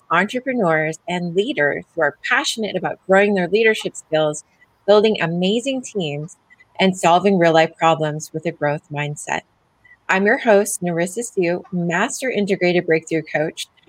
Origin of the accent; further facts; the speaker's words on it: Canada; I'm also Canadian